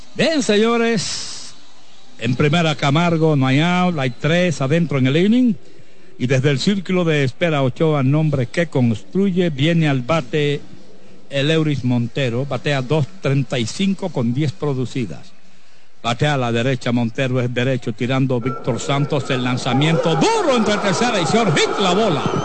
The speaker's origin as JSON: {"language": "Spanish", "town": "Cayetano Germosén", "region": "Espaillat", "country": "Dominican Republic", "said": "Cayetano Hermosén, Guanábano, mi tierra, mi querido Guanábano"}